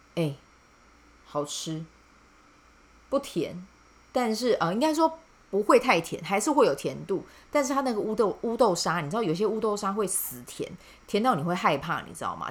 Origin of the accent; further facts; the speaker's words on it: Kaohsiung, Taiwan; 称为高雄人的我